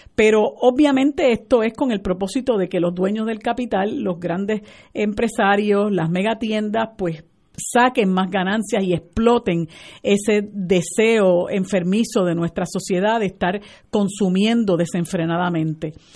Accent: Puerto Rico; nuestra esencia como puertorriqueños y puertorriqueñas

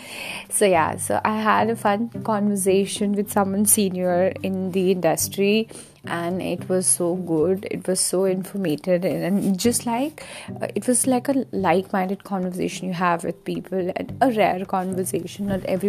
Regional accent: Himachal Pradesh, India; moved away; Himachal is my hometown. It's in the north side of India, the hilly area

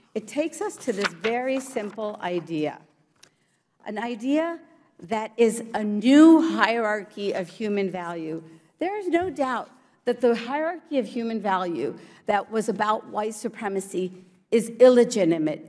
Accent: Morgantown, West Virginia, United States; English is a second language; also born or lived in India / New Jersey; I came to the United States at the age of four. I was an immigrant to the great state of New Jersey, and I grew up in Morgantown, West Virginia

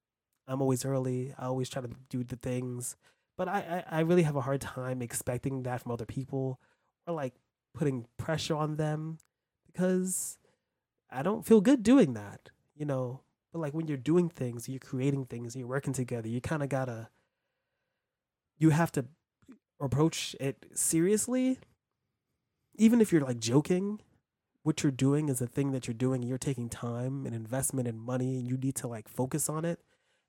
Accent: New York City, New York, United States; I'm from New York City. Like, where in New York? Well, I was born in Brooklyn. I lived in Harlem in the Bronx, mostly in Harlem.

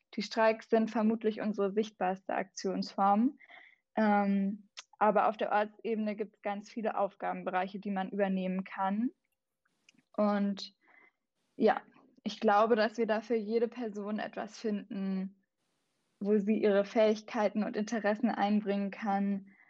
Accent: Southern Germany, Germany; now in Berlin, Germany; ich bin auch in Süddeutschland aufgewachsen, tatsächlich auch in den Bergen

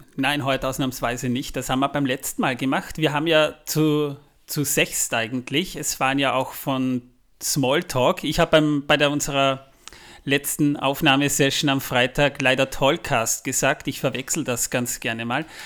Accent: the region of Zwettl, Lower Austria, Austria; aus meiner Region, wo ich herkomme, das Zwettler

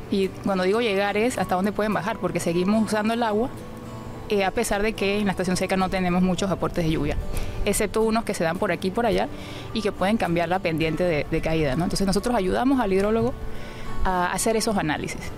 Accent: Panama; Soy panameña

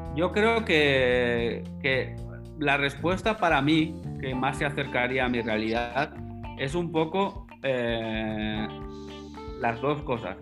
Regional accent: Alcañiz, Aragon, Spain; estando en Alcañiz, en mi pueblo natal

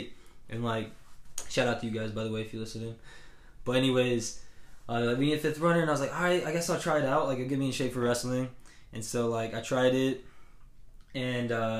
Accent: Jefferson, Georgia, United States; also born or lived in Cartersville, Georgia; I was actually born in Cartersville, and, like, I lived there actually until I was 10. Mm. And so, then I moved to Jefferson

